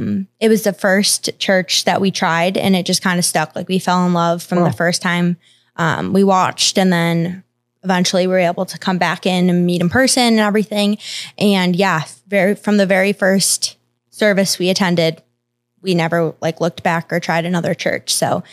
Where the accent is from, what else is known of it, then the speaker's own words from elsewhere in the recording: Chicago, Illinois, United States; So I'm from originally Chicago, a suburb of Chicago, about 45 minutes outside of the city.